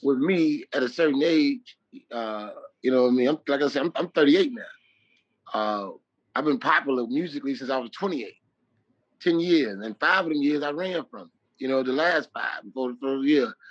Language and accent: English; Chicago, Illinois, United States; I'm from Chicago